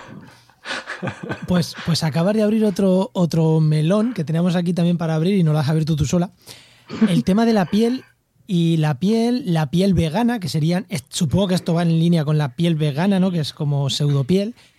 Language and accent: Spanish; Castilla-La Mancha, Spain; Como buen manchego